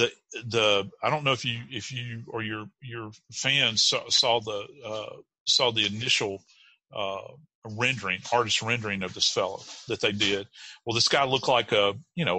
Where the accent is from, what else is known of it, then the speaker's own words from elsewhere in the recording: North Louisiana, United States; moved away; I was born in North Louisiana